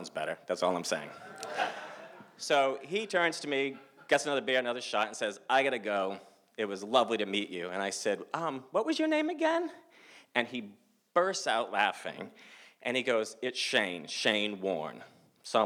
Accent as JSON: {"language": "English", "region": "Massachusetts", "country": "United States", "said": "I'm from the States of Massachusetts"}